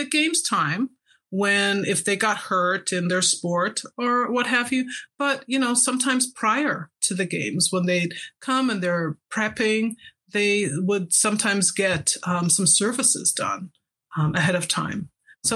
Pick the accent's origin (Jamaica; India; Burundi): Jamaica; also born or lived in San Francisco Bay Area, United States; now in Salt Lake City, United States; I'm Jamaican, I think I was fed Marmite, which is the English version of Vegemite, as a child